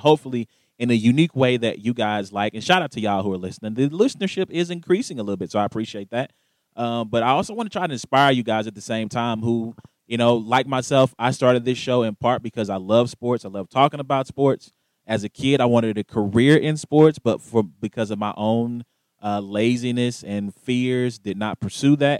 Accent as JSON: {"language": "English", "region": "the South", "country": "United States", "tie": "born or raised there", "moved": "yes", "said": "I am from the South originally, so I grew up on NASCAR as well"}